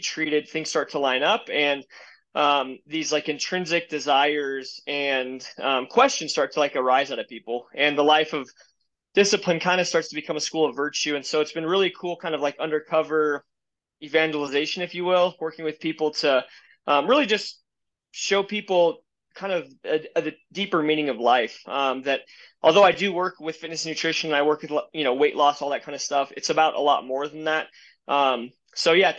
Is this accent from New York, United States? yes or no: no; Colorado, United States; I was born and raised in Colorado